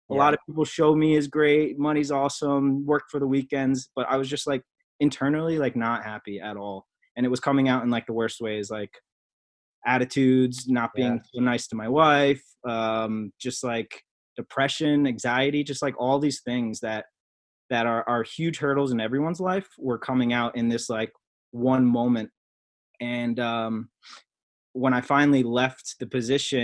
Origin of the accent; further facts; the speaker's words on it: Freehold, New Jersey, United States; I was born and raised in Freehold, New Jersey, Monmouth County.